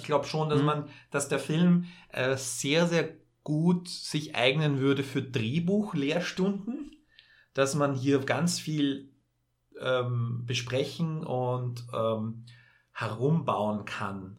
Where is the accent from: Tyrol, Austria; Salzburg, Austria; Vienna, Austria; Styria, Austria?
Vienna, Austria; für mich als Wiener oder als jemand, der näher von Wien aufgewachsen ist mit dieser Sprache